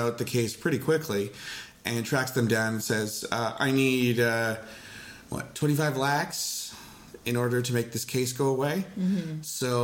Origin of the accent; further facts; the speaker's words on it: Canada; I'm a Canadian